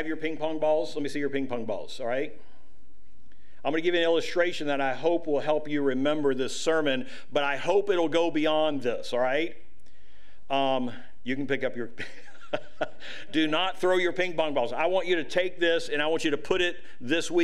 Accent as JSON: {"language": "English", "country": "United States", "said": "as American citizens today"}